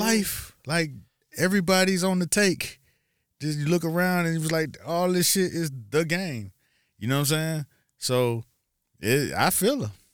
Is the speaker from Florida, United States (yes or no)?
yes; Miami, Florida, United States; I'm from Miami